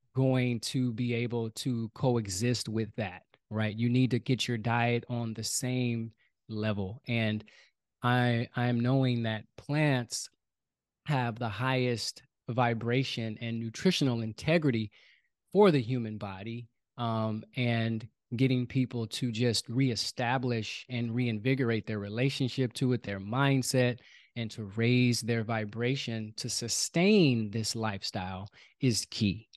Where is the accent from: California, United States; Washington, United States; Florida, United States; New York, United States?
California, United States; Oakland; I was born and raised in Oakland, California.